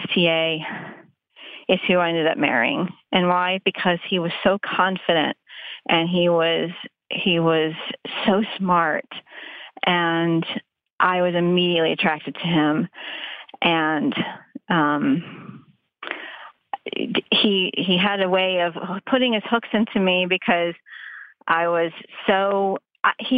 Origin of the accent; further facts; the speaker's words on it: Texas, United States; moved away; I grew up in Texas actually. So, and I don't live there anymore